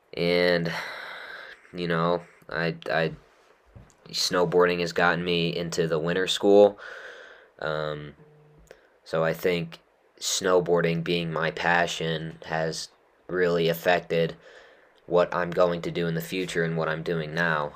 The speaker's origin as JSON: {"language": "English", "region": "Utah", "country": "United States", "tie": "born or raised there", "said": "growing up in Utah"}